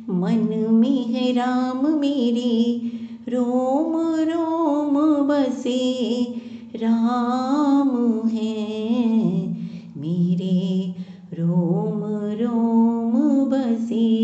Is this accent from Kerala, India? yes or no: no; Delhi, India; दिल्ली से हूँ